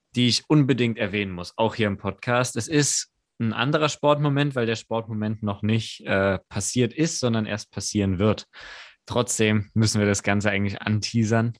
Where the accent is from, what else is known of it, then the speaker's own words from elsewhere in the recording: Mannheim, Baden-Württemberg, Germany; wir als Mannheimer